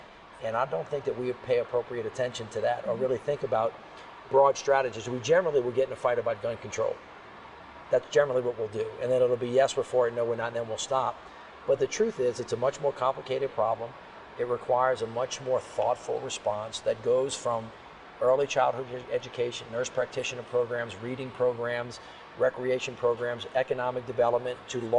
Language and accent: English; New Orleans, Louisiana, United States